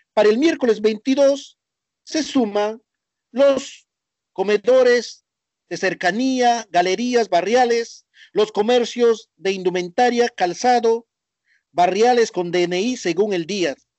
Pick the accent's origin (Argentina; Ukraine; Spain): Argentina; nuestro país Argentina